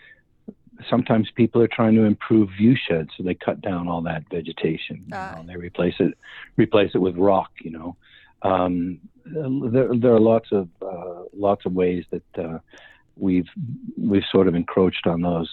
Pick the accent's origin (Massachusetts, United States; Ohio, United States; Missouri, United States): Massachusetts, United States; where I grew up in Massachusetts